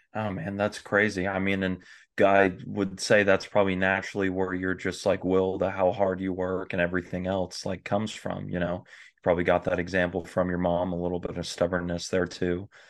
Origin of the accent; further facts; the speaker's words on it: Flower Mound, Texas, United States; I am a Texas, uh, born and bred native